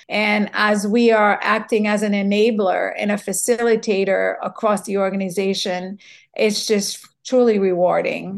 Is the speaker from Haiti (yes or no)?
yes; Haiti; also born or lived in New York, United States; now in Louisiana, United States; growing up in Haiti